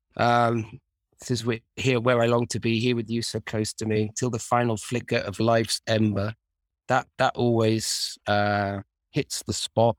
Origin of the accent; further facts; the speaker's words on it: Manchester, North West England, United Kingdom; growing up in Manchester